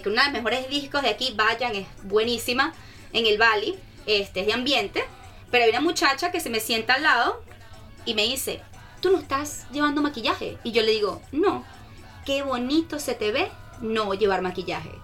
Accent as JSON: {"language": "Spanish", "town": "Caracas", "region": "Capital District", "country": "Venezuela", "moved": "yes", "lives_now": "Brisbane, Australia", "said": "yo soy de Caracas, soy venezolana."}